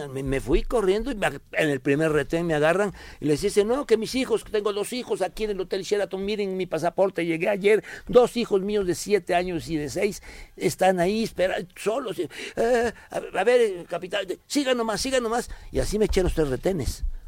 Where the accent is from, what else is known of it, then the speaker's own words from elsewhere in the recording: Veracruz, Mexico; also born or lived in Tierra Blanca, Veracruz; en Tierra Blanca, Veracruz, donde yo nací